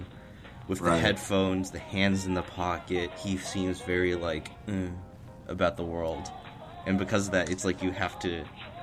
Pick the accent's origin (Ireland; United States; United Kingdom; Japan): Japan; moved away; I grew up in Japan.